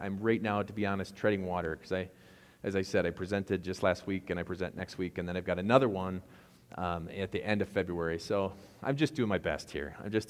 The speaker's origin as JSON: {"language": "English", "region": "Wisconsin", "country": "United States", "accent": "Wisconsin", "said": "I know I sound like I'm from Wisconsin when I say begged."}